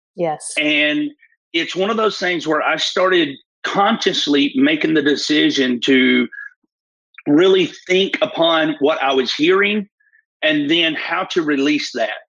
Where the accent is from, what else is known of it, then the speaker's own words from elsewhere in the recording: Fort Payne, Alabama, United States; I'm from Fort Payne, Alabama, northeast corner of Alabama, real rural area